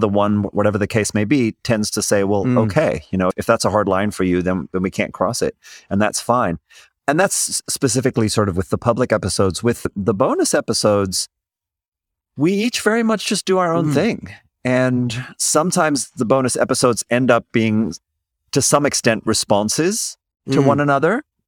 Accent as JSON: {"language": "English", "country": "Zimbabwe", "also_born_or_lived": "South Africa", "said": "I came from Zimbabwe and South Africa. We have our own cultural and political backgrounds that play into how we're going to see different issues."}